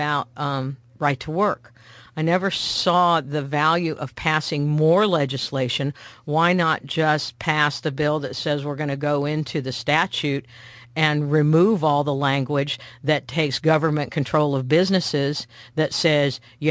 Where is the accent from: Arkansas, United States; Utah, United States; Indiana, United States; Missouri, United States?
Missouri, United States; because I talk that way, because I'm from Missouri